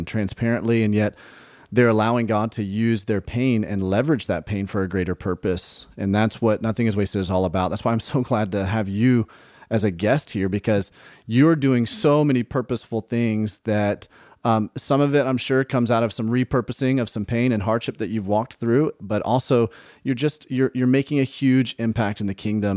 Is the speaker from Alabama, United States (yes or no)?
yes; Birmingham, Alabama, United States; moved away; I grew up in Birmingham.